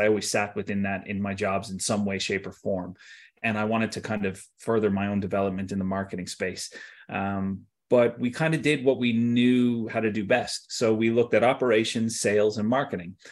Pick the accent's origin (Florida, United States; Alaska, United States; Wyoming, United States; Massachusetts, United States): Florida, United States; Tampa; moved away as an adult; also born or lived in Wesley Chapel, Florida; now in Ireland; I grew up in Tampa, uh, and then, you know, I spent some time in Wesley Chapel, just outside of Tampa